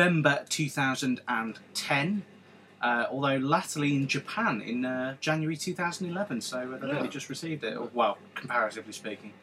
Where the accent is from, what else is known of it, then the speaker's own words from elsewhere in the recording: England, United Kingdom; we're English